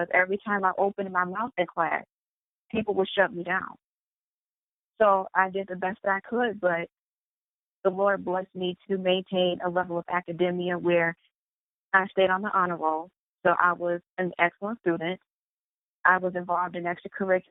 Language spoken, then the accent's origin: English; Michigan, United States; I went to Western Michigan University. And that is an hour and a half away from my hometown